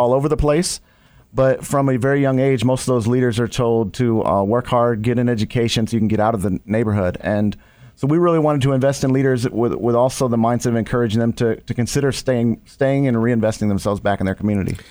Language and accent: English; Ohio, United States; now in Chicago, United States; I didn't grow up in Chicago. I grew up in Ohio